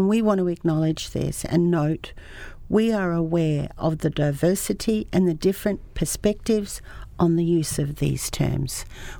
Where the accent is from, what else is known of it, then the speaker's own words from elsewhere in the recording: Ngugi / Wakka Wakka, Queensland, Australia; I'm a Noongi Waka Waka woman